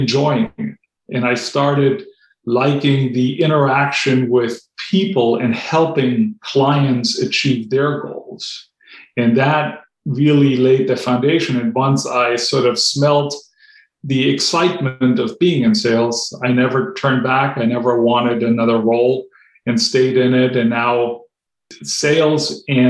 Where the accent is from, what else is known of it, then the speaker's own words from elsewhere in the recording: Germany; English is a second language; moved away as an adult; also born or lived in North Carolina; now in United States; I grew up in Germany, and when I was 16, I wanted to go abroad for a year and spend a year in North Carolina